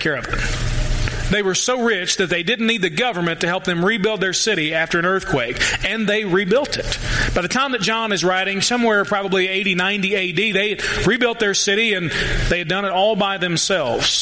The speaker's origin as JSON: {"language": "English", "country": "United States"}